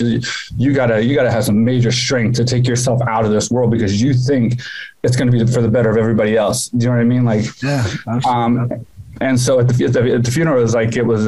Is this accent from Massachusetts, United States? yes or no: no; Houston, Texas, United States; moved away as an adult; now in Thailand; my hometown for the first time, Houston